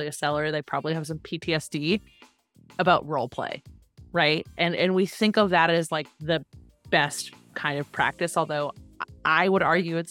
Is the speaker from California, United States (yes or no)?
yes; California, United States; I grew up in California, so there wasn't a lot of snow